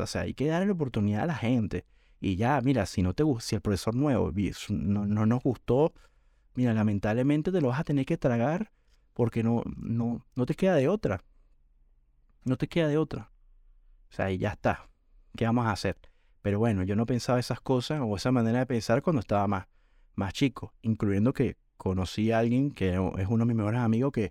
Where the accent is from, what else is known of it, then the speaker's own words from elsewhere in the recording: Venezuela; cuando era chamo, como decimos en Venezuela, cuando era un chico adolescente